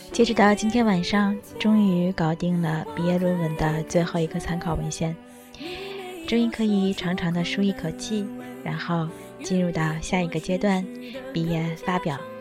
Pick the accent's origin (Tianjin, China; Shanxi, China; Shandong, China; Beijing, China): Tianjin, China; moved away as an adult; now in Japan; 和我一样来自于天津